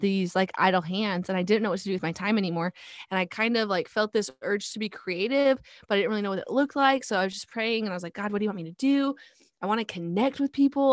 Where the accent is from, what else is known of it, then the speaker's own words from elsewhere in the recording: North Pole, Alaska, United States; moved away as an adult; also born or lived in Fairbanks, Alaska; now in Texas, United States; I was actually born and raised in Fairbanks, but really my hometown was North Pole.